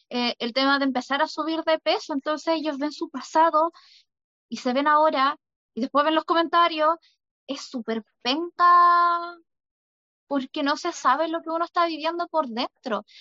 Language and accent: Spanish; Chile; Somos los jaguares de Latinoamérica